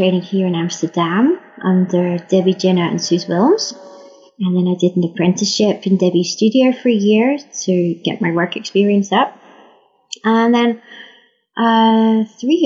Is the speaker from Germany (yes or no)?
no; Liverpool, North West England, United Kingdom; now in Netherlands; I was born in Liverpool in England